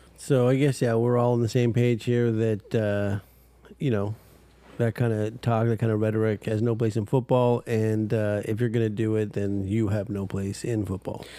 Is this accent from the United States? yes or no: no; Canada; We're from Canada